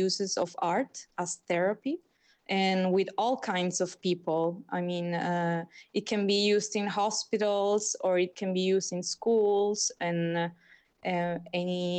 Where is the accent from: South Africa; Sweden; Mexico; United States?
Mexico; accent: Californian; first language Spanish; English is a second language; moved away as an adult; now in Italy; I'm from Mexico too.